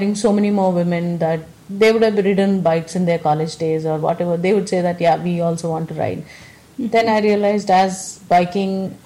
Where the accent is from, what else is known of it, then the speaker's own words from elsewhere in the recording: South India, India; I come from South India